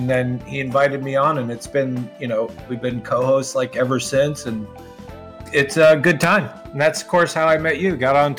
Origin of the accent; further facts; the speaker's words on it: New Jersey, United States; also born or lived in Arizona / California; Like, I'm from Jersey, but I live in California. I've been like back and forth my whole life.